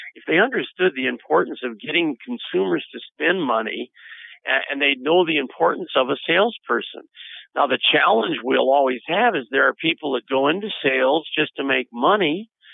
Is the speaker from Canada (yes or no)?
no; United States